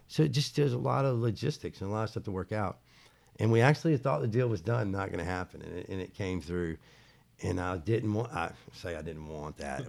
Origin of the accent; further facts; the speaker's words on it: Charlotte, North Carolina, United States; I'm from Charlotte